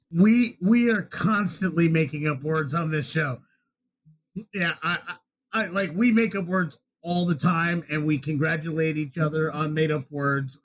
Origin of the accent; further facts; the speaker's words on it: United States; accent: American